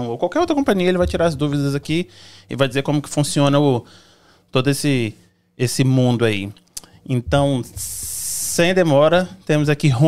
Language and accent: Portuguese; Cachoeiro de Itapemirim, Espírito Santo, Brazil; sou de Cachoeira Itapimirim.